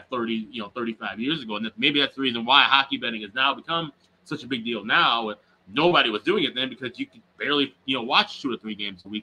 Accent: Chicago, Illinois, United States; here in the States, and I grew up in Chicago

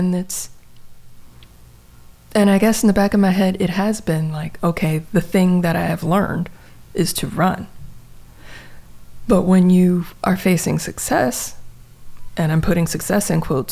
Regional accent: Gary, Indiana, United States; moved away as an adult; I was born, I was raised in Gary, Indiana in the 70s

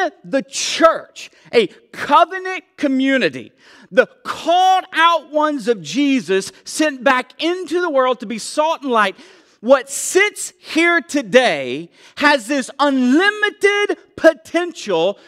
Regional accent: Tennessee, United States; I'm from Tennessee, so I am one.

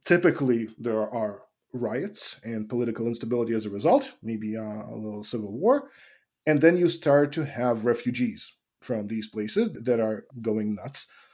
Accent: Russia; moved away; also born or lived in Ukraine; when I was growing up in Russia

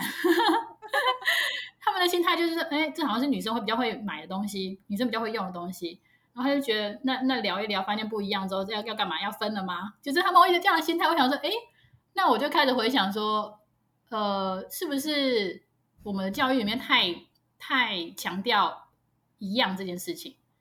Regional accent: Taiwan; 我们台湾

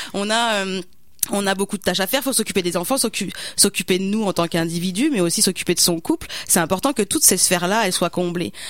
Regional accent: France; now in Canada; mon accent le dit, je suis pas, je suis pas québécois.

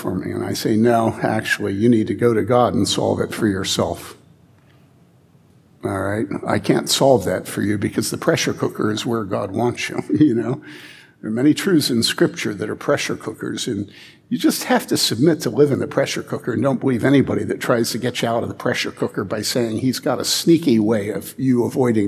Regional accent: Wheaton, Illinois, United States; I grew up in Wheaton

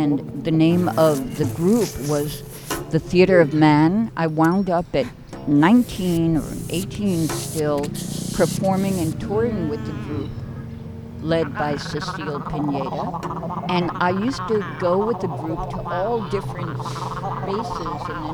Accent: New York City, New York, United States; I grew up in East New York, Brooklyn.

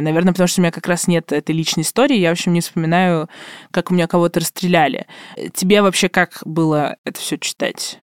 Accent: Obninsk, Kaluga Oblast, Russia; я из Обнинска

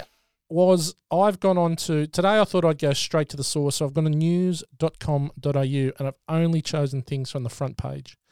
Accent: Australia; We're two Aussie mates, one living in New Zealand, one in Oz

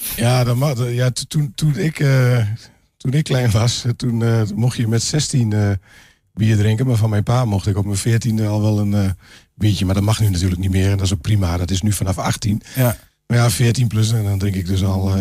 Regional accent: Glanerbrug, Overijssel, Netherlands; ik ben inderdaad inwoner van Glanenbrug

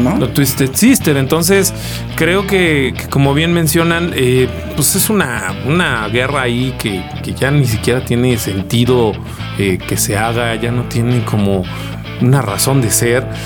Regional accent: Mexico; como mexicanos

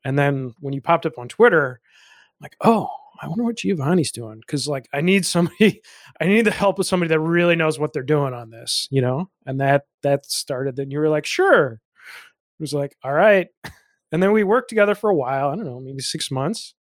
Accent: Chicago, Illinois, United States; I'm from Illinois. I'm from the Chicago area

